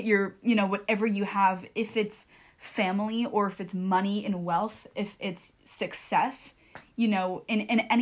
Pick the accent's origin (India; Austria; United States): United States; I'm an American Jew, or I'm a Jewish American.